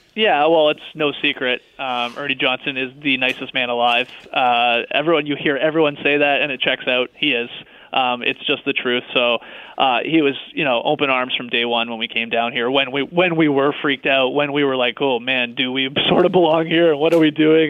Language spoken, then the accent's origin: English; Canada; we're from Canada